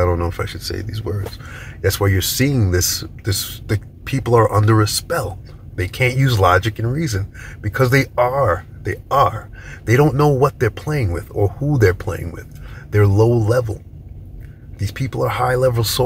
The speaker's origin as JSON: {"language": "English", "region": "New York", "country": "United States", "said": "I'm from New York"}